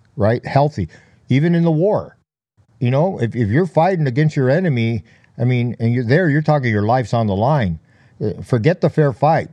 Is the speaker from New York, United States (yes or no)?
no; Los Angeles, California, United States; I was born in East L A, b, uh, raised in, uh, the Boyle Heights area, very notorious area, uh, east of downtown Los Angeles